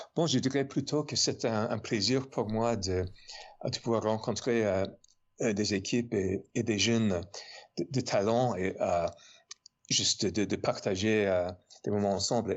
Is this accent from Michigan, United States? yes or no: no; New York, United States; accent: American; French is a second language; moved away as an adult; also born or lived in Paris, France; now in Montpellier, France; Et je suis américain, évidemment. Euh, comme vous, vous, pouvez deviner de, de mon petit accent, je suis né à New York et j'habite à Montpellier depuis 7 ans.